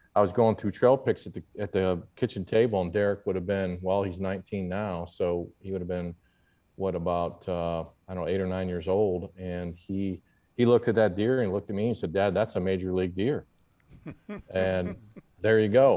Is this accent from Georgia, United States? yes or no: no; Papillion, Nebraska, United States; I grew up, uh, just outside of Omaha in a suburb called Papillion, Nebraska